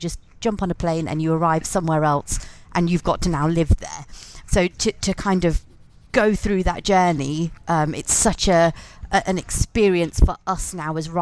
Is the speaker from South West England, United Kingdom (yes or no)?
no; Leicester, East Midlands, United Kingdom; moved away as an adult; I live in Leicester again. I'm from Leicester originally, but I'm back here now.